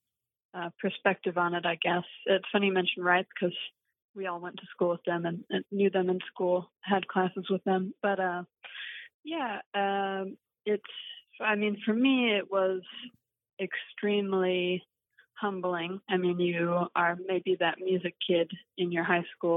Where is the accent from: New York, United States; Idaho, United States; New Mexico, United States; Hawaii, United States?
Idaho, United States; now in Boston, United States; I grew up in Idaho